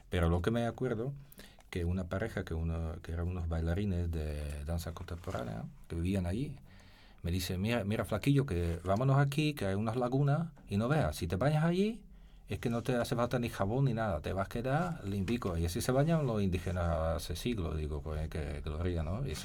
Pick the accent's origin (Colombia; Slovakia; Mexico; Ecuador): Slovakia; born there; Spanish is a second language; also born or lived in Spain; yo nací en Eslovaquia, ¿no? Yo, soy de, parte de mi madre, venimos